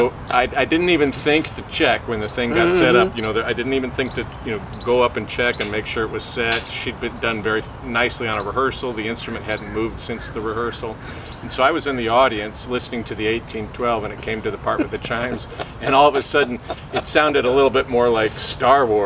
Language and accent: English; Springfield, Illinois, United States; my hometown, Springfield, Illinois